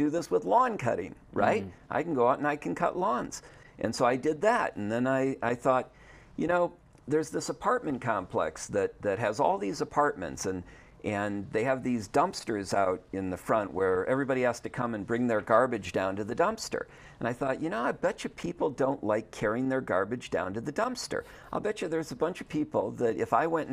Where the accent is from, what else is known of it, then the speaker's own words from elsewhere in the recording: Wisconsin, United States; moved away; also born or lived in Nevada; I grew up in Wisconsin